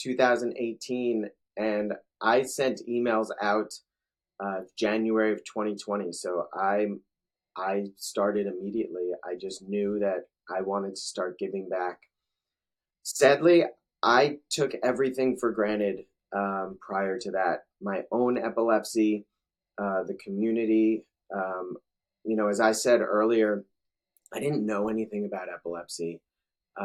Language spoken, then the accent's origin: English; New Jersey, United States; now in Charlotte, United States; me being born and raised in New Jersey